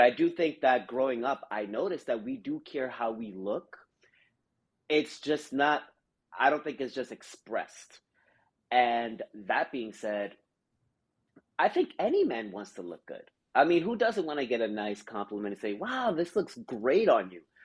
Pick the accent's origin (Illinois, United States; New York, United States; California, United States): New York, United States; New York City; growing up in the Bronx, we would have the four train um, right by my window